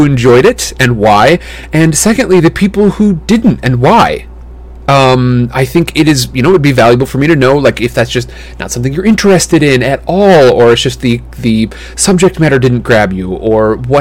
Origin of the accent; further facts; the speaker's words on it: Midwest, United States; moved away; my hometown back in the Midwest